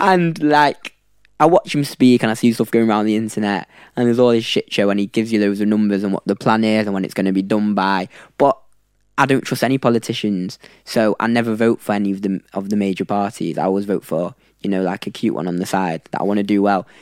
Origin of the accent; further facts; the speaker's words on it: Manchester, North West England, United Kingdom; moved away as an adult; now in London, United Kingdom; I was born and raised in Manchester